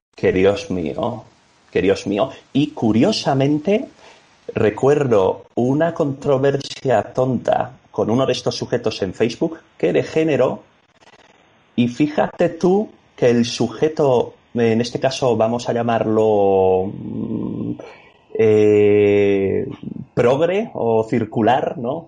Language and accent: Spanish; Cádiz, Andalusia, Spain; also born or lived in Ávila / Madrid; Yo realmente soy de Cádiz